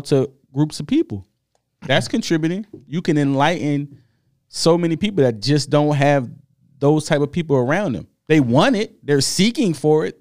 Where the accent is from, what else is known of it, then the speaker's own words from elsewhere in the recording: United States; I'm happy I'm from America